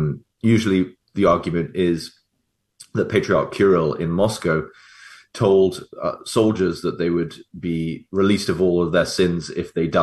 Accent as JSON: {"language": "English", "region": "England", "country": "United Kingdom", "said": "as an English Catholic"}